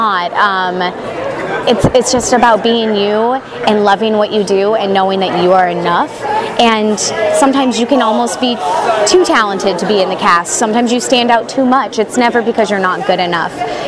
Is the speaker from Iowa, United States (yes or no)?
yes; Iowa, United States; now in Southern California, United States; I grew up in Iowa. I moved out here several years ago